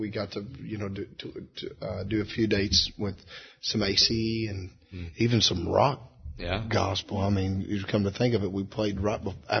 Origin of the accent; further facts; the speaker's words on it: Beaver Dam, Kentucky, United States; Beaver Dan.